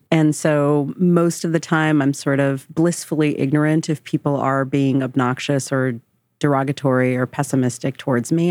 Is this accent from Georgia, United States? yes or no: no; Marlboro, New Jersey, United States; also born or lived in South Carolina; I grew up in Marlborough, New Jersey